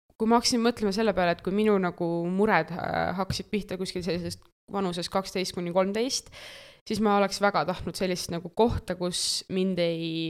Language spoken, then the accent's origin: Estonian; Tartu, Tartu County, Estonia; aktiivse noorena Tartust